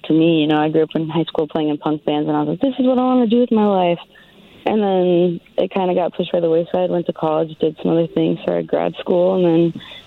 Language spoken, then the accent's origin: English; Seattle, Washington, United States; when I was 8, we moved out to Seattle